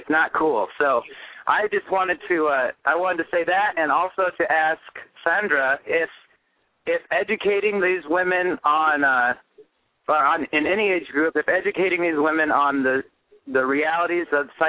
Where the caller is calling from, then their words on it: United States; This is …. I'm calling from the U.S.